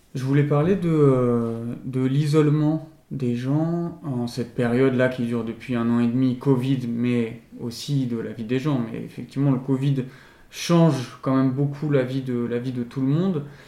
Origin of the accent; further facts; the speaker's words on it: Lyon, Auvergne-Rhône-Alpes, France; now in Bordeaux, France; je viens de Lyon